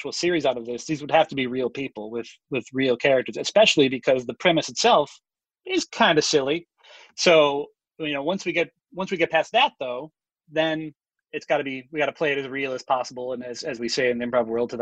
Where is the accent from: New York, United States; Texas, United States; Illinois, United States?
Illinois, United States; Chicago; I'm from Chicago